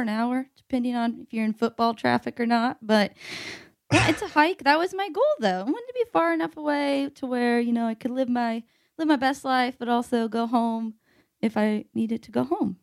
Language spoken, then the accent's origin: English; Evansville, Indiana, United States; moved away as an adult; also born or lived in West Lafayette, Indiana; now in Indianapolis, United States; I'm from Evansville, Indiana